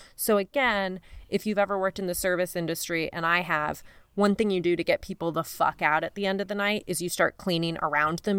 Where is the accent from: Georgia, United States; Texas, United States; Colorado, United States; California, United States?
Colorado, United States; Denver; I grew up in Denver and I worked at a T C B